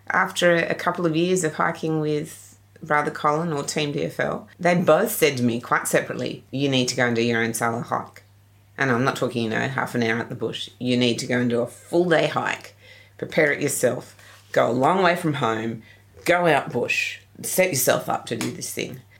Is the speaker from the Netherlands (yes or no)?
no; England, United Kingdom; I was had swimming lessons at school, but I couldn't swim more than five meters as a kid. Hey, I'm English.